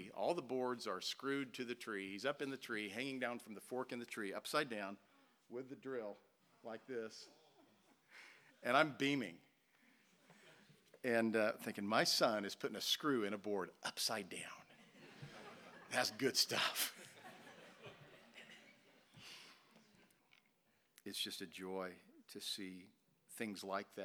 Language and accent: English; Joplin, Missouri, United States; We were in Joplin, Missouri, my hometown